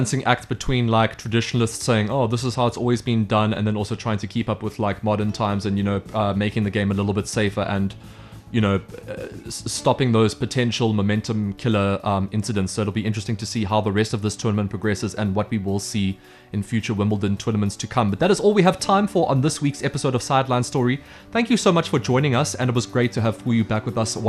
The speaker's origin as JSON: {"language": "English", "country": "South Africa", "said": "as a South African"}